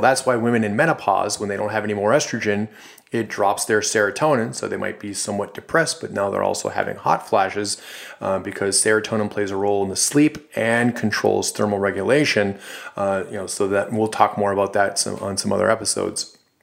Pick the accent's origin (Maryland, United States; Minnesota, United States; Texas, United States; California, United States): Minnesota, United States; Duluth; a company actually in my hometown in Duluth, Minnesota